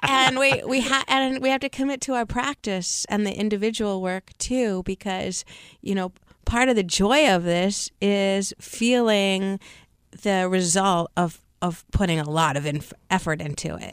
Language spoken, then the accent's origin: English; Seattle, Washington, United States; I grew up in Seattle, Washington